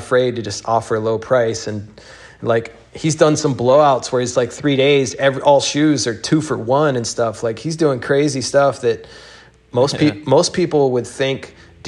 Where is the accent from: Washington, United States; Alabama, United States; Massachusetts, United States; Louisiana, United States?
Alabama, United States; moved away; I came from Alabama